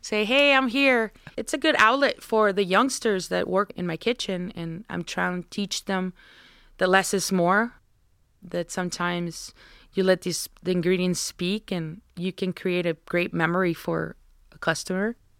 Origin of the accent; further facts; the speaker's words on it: Navojoa, Sonora, Mexico; now in Tucson, United States; I'm from Navojoa, Sonora, which is the last city of the state of Sonora. I grew up watching the Jadokero.